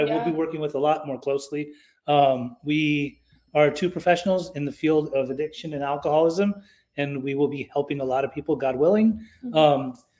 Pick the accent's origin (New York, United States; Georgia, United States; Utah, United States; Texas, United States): Utah, United States; I grew up in Utah. So like, it's a very boring town unless you know how to ski.